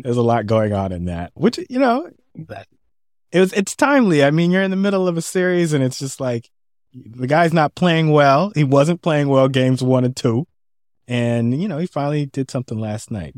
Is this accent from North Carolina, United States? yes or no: no; San Francisco, California, United States; I'm from San Francisco